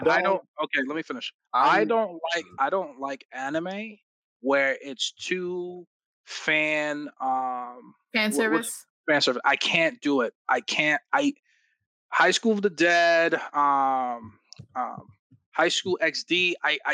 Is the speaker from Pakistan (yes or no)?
no; Jamaica; I'm Jamaican